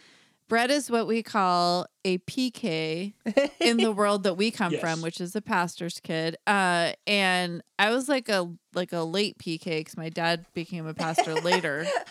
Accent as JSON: {"language": "English", "region": "California", "country": "United States", "said": "being a Californian"}